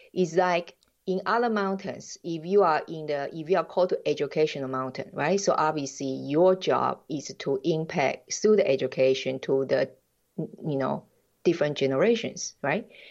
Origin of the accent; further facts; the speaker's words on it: Taiwan; English is a second language; moved away as an adult; also born or lived in United States / Jamaica; now in Switzerland; I'm original from Taiwan